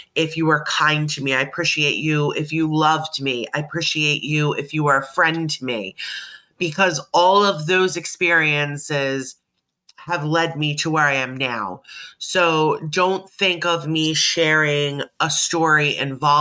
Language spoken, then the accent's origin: English; Delaware County, Pennsylvania, United States; I was born and raised in the Philadelphia, Delaware County / Delco area of Pennsylvania.